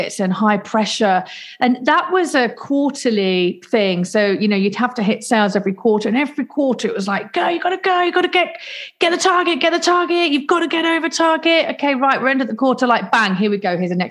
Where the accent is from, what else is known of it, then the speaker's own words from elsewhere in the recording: Leicester, East Midlands, United Kingdom; moved away as an adult; also born or lived in London; now in South Coast, United Kingdom; I was born in Leicester, and then at 19 I moved to London to study and work